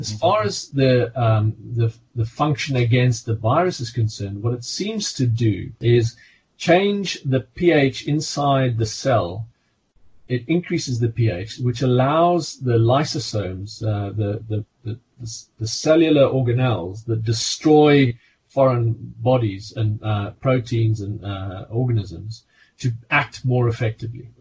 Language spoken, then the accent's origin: English; South Africa; accent: South African; also born or lived in Hampshire; now in United Kingdom; You can hear by my accent, I'm originally South African.